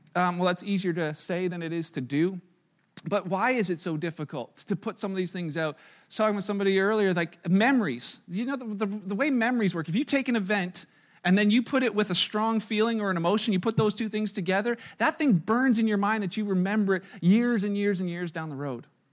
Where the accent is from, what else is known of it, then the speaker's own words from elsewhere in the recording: Canada; we're Canadian